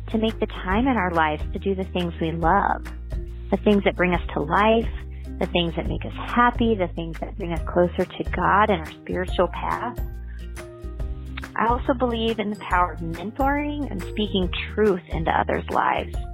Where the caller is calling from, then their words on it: Colorado, United States; I'm from Colorado.